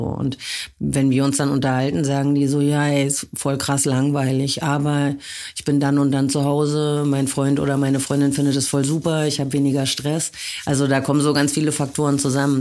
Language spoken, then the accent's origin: German; a small town in western Germany, Germany; moved away as an adult; now in Berlin, Germany; Ich komme aus einer Kleinstadt aus Westdeutschland.